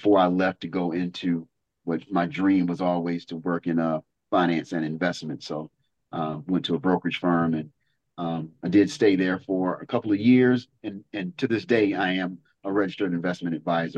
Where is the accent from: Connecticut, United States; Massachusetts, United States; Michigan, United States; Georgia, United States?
Georgia, United States; Savannah; moved away as an adult; now in Atlanta, United States; Savannah, born and raised, a very historic city